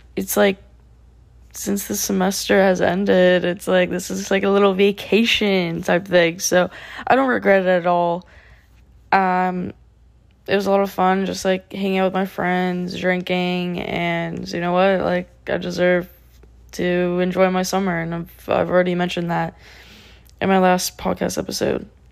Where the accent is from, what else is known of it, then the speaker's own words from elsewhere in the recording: South Florida, United States; also born or lived in Tallahassee; South Florida, uh, my hometown